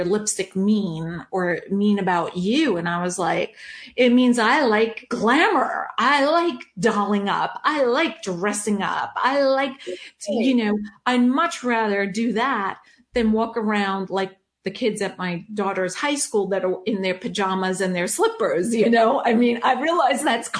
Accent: New York, United States; growing up in New York with a dad who was an immigrant, right, from Germany

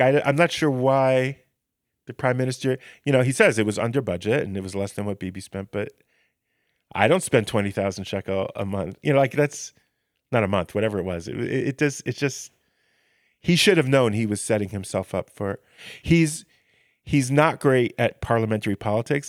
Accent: United States; now in Israel; I come from America where, where the, the systems are so, uh, rigid and built

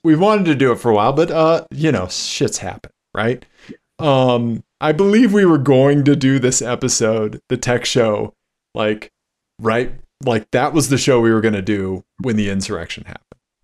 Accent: Kansas City, Missouri, United States; I'm from Kansas City

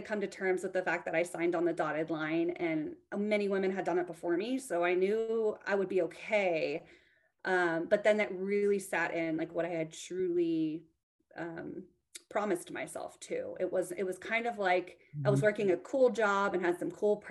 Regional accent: Texas, United States; also born or lived in Guam; I was raised in Texas

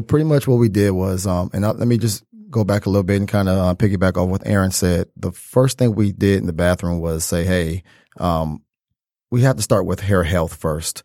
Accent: Detroit, Michigan, United States; Born and raised in Detroit, Detroit native

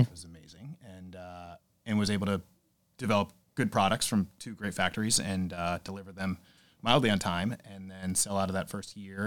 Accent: Southington, Connecticut, United States; I grew up in Connecticut, Southington, Connecticut.

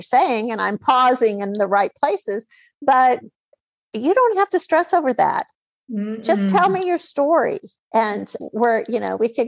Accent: United States; accent: hillbilly

